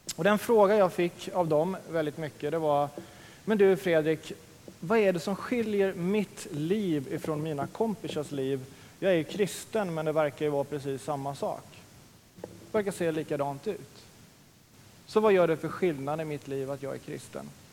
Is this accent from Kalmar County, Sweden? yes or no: yes; Oskarshamn, Kalmar County, Sweden; also born or lived in Linköping; now in Örebro, Sweden; jag är från östkusten, som sagt, från Oskarshamns- Oskarshamn